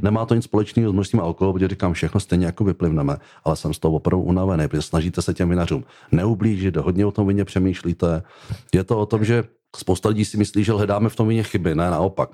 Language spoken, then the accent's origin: Czech; Czechia; v České republice jsem Čech a jsem hrdý